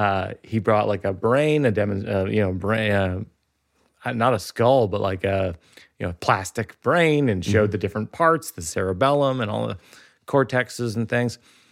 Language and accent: English; Shrewsbury, Massachusetts, United States; I grew up in Shrewsbury, Mass, outside of Worcester